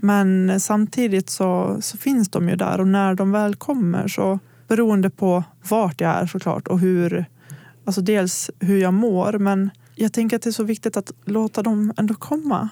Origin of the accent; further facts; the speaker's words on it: Gagnef, Dalarna County, Sweden; moved away; also born or lived in Borlänge; om jag har varit hemma i Gagnef